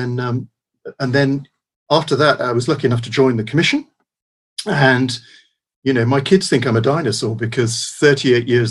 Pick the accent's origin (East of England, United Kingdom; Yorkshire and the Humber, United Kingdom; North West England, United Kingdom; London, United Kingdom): East of England, United Kingdom; Peterborough; moved away; also born or lived in Scotland; We lived in Peterborough. I grew up sort of in Peterborough, and then we moved to Scotland